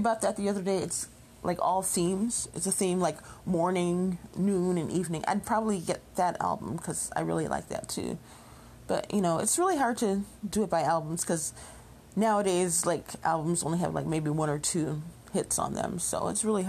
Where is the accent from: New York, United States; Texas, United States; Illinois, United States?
Illinois, United States; Chicago; moved away; I went by to visit where I grew up in Chicago, the neighborhood I grew up